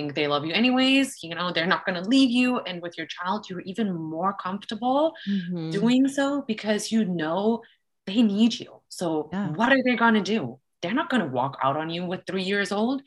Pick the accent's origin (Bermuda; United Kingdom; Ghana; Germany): Germany; I'm actually from Germany